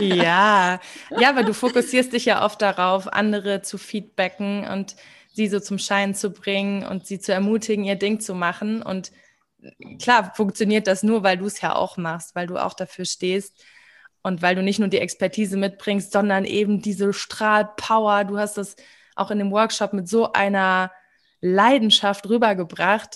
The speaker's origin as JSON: {"language": "German", "country": "Germany", "tie": "born or raised there", "said": "ich bin in Deutschland aufgewachsen"}